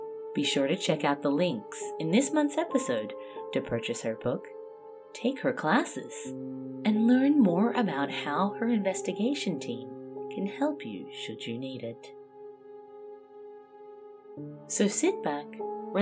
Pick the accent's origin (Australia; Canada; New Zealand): Australia; growing up in Australia